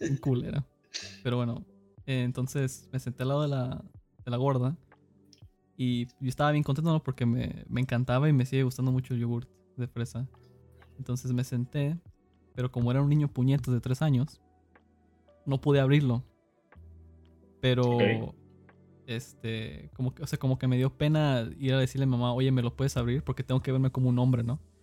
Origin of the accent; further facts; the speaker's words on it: Cicero, Illinois, United States; now in San Luis Potosí, Mexico; crecí en Estados Unidos, en Chicago básicamente. no en la mera ciudad, era un suburbio que se llamaba Cicero